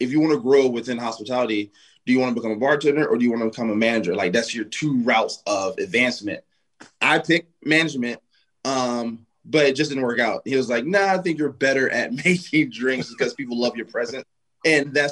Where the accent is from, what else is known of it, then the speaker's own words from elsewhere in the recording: United States; I'm American